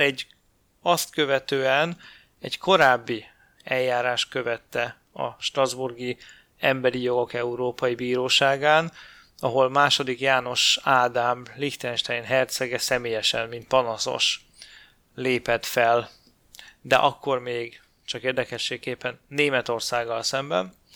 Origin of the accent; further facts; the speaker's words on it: Hungary; magyarként ugye ez érinti a magyar történelmet